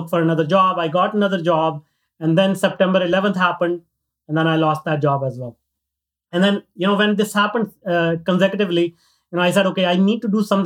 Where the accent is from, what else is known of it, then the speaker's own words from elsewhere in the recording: northern India, India; moved away; I grew up in India in a very, very small town, north part of India.